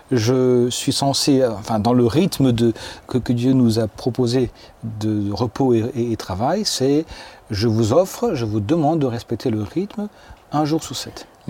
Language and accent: French; France; moi je suis français